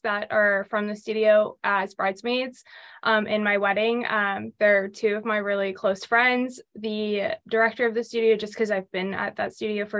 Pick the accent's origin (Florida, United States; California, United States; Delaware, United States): Florida, United States; Jacksonville; I was born and raised in Jacksonville, Florida